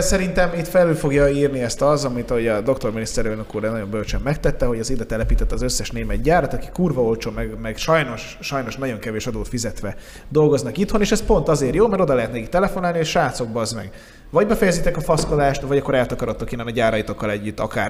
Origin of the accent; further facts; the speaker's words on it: Budapest, Hungary; én Új-Budán nőttem fel